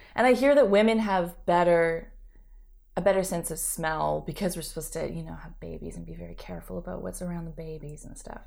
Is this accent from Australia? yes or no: no; Canada; now in Montreal, Canada; I grew up on the West Coast